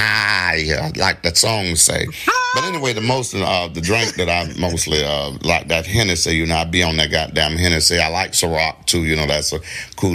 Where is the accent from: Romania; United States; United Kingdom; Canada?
United States; Miami, Florida; I'm from Miami